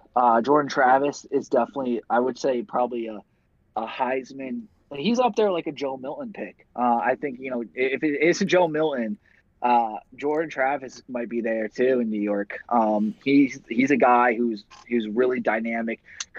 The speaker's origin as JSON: {"language": "English", "country": "Ireland", "lives_now": "Ohio, United States", "said": "As an Irish man, living in Ohio, I hate Notre Dame with everything."}